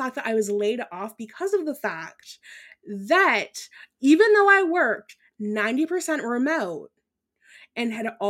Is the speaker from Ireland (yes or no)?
yes; Ireland; first language Irish; English is a second language; moved away; I was born in Ireland, so they mostly spoke that over there